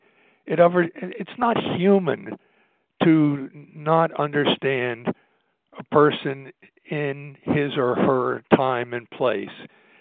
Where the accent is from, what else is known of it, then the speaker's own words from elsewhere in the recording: United States; I'm an American